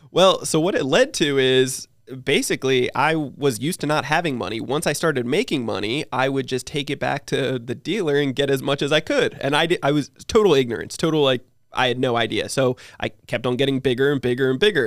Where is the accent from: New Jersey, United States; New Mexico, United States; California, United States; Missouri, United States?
New Jersey, United States; now in San Diego, United States; I live in San Diego, but, um, I, I'm originally from New Jersey. So grew up in New Jersey